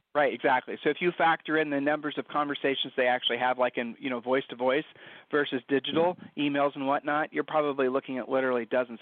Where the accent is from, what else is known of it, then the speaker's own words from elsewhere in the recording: Ohio, United States; we're from Ohio